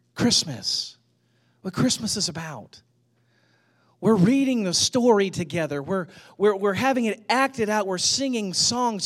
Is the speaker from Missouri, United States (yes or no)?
yes; St. Louis, Missouri, United States; now in Atlanta, United States; I grew up in Saint Louis